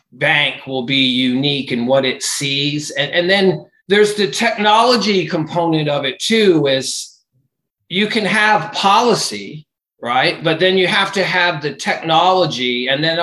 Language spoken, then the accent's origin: English; Cape Cod, Massachusetts, United States; also born or lived in Florida; I grew up in Cape Cod, Mass.